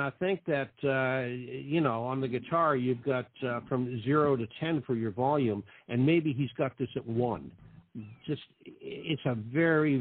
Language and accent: English; Boston, Massachusetts, United States; now in Naples, United States; I'm from the Boston area